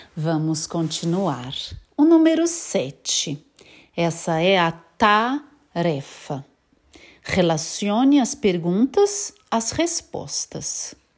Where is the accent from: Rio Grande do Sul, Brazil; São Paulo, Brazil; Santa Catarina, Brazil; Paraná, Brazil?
São Paulo, Brazil; now in Graz, Austria; Eu sou de São Paulo, mas não moro em São Paulo, eu moro na Áustria, em Graz